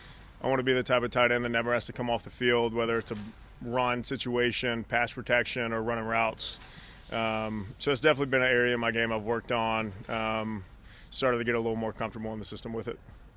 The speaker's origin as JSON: {"language": "English", "town": "Nashville", "region": "Tennessee", "country": "United States", "moved": "yes", "said": "I'm from Nashville."}